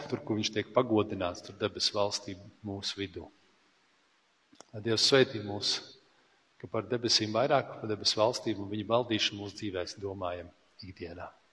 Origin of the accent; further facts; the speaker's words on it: Latvia; mēs esam latvieši